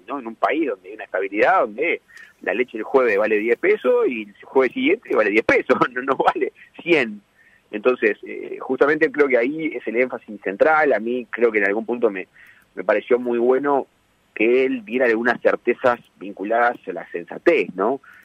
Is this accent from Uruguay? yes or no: yes; Uruguay